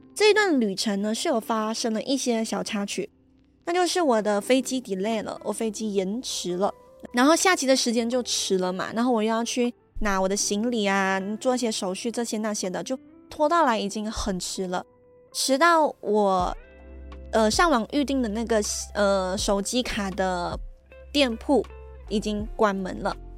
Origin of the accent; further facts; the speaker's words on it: Malaysia; 就很像我这样，就是一个马来西亚人去到台湾